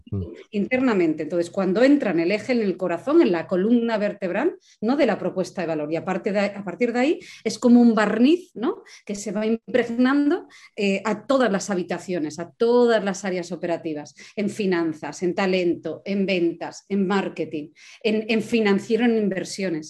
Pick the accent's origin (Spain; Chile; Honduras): Spain; Asturias; yo que soy asturiana